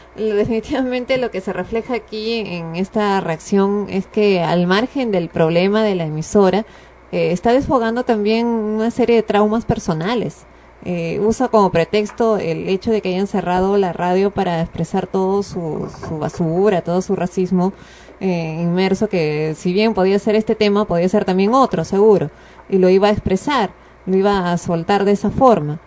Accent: Peru; todos somos peruanos

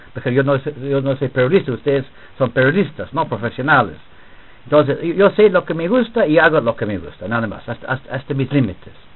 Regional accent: England, United Kingdom; Spanish is a second language; moved away as an adult; also born or lived in Switzerland / Lesotho; now in Peru; yo era profesor de este curso en mi país, en Inglaterra

